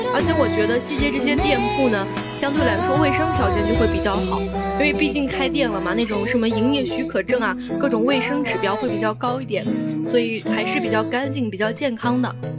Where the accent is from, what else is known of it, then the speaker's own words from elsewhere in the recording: northern China, China; now in Xiamen, China; 就很符合我们北方人撸串的那种习惯